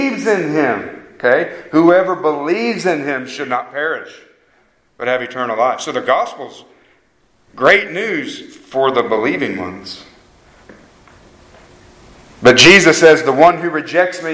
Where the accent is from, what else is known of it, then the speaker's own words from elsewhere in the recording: Harrah, Oklahoma, United States; I'm from Harrah, Oklahoma